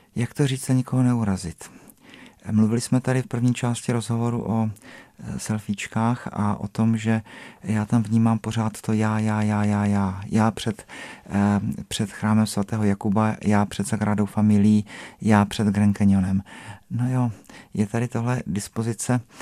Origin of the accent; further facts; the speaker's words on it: South Moravian Region, Czechia; now in Prague, Czech Republic; já jsem z Moravy, ne, tak já jsem z té Jižní Moravy